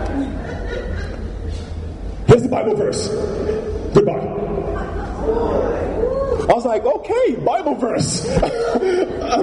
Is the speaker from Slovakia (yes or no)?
no; Nigeria; growing up in Nigeria